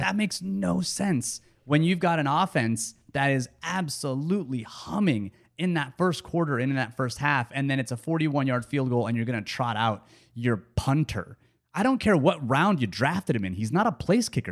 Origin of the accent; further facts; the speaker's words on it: United States; I'm an American.